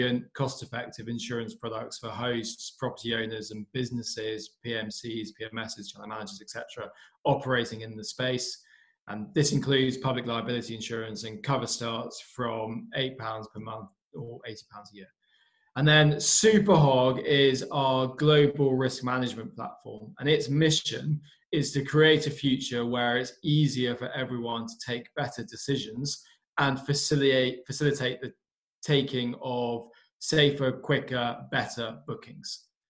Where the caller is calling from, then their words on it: United Kingdom; So calling in from our office in the UK